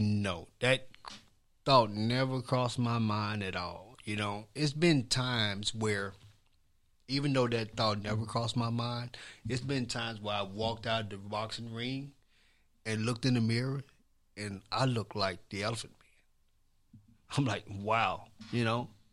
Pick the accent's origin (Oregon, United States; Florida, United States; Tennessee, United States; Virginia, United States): Tennessee, United States; Columbia; where I grew up at was on Eighth Street, which is on Eighth Street, which is where the, I wanna say the history of Columbia really started